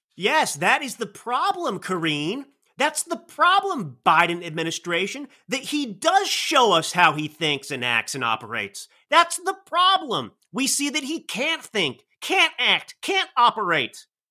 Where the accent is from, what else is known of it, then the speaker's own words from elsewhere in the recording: Dallas, Texas, United States; now in Napa Valley, United States; I grew up in Dallas